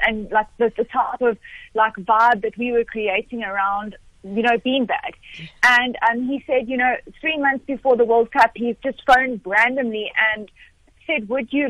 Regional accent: South Africa; as a South African

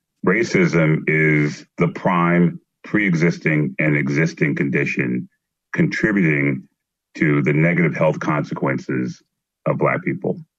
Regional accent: Philadelphia, Pennsylvania, United States; I grew up in North Philadelphia and the inner city of North Philadelphia.

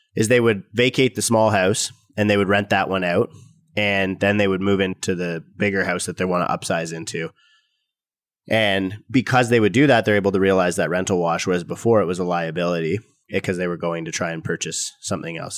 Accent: Canada; as a Canadian

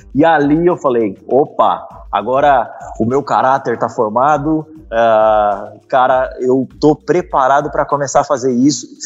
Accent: Curitiba, Paraná, Brazil; Eu sou de Curitiba, né? Eu moro aqui em Curitiba

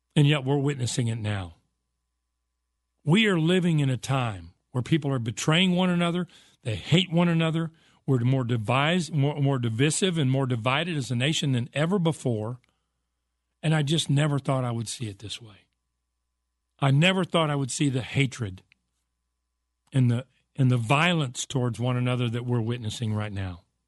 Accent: United States; I was raised in America

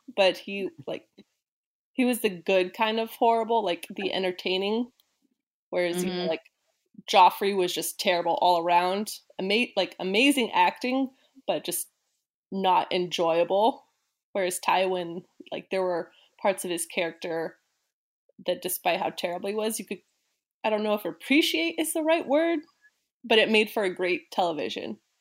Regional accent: Bay Area, California, United States; I grew up in the Bay Area

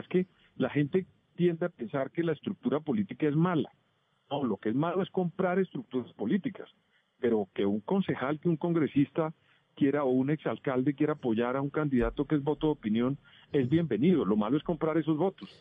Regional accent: Colombia; como colombiano

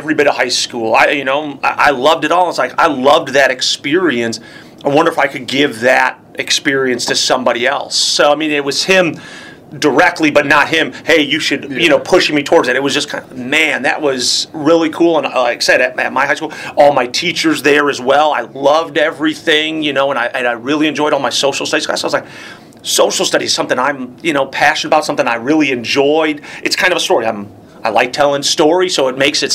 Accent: Palatine, Illinois, United States; I say Palatine. They're like, no. I'm like, you heard of Schaumburg, where the big mall is? I grew up 5 minutes from there.

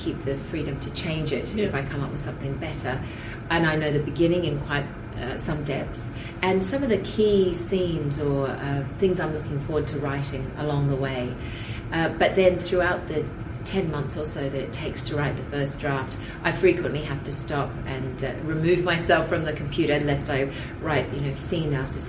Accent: Tamborine Mountain, Queensland, Australia; now in Brisbane, Australia; I'd been studying speech and drama growing up on Tambourine Mountain

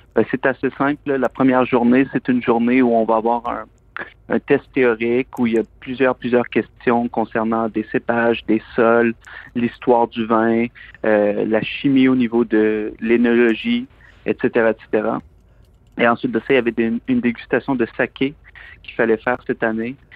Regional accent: Plessisville, Quebec, Canada; moved away as an adult; also born or lived in Montreal / London; je suis originaire des Bois-Francs, je suis originaire de la région de Plessisville.

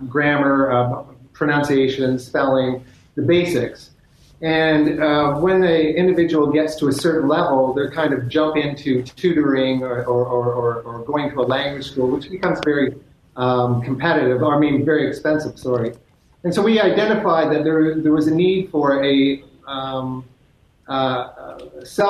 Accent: Toronto, Ontario, Canada; I was born in Toronto, Canada, and I'm a serial entrepreneur

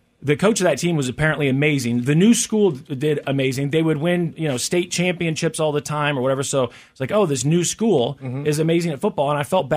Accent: Lee's Summit, Missouri, United States; I grew up in Lee Summit

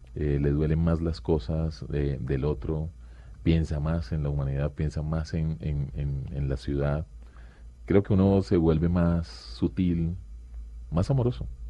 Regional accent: Quibdó, Chocó, Colombia; moved away; crecimos en Chocó y ahora viven en Pereira.

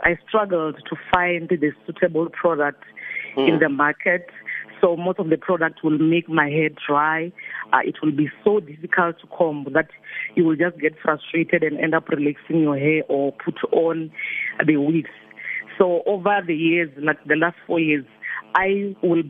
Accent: Limpopo, South Africa; also born or lived in Alberton, Johannesburg; now in Johannesburg, South Africa; I'm original from Limpopo

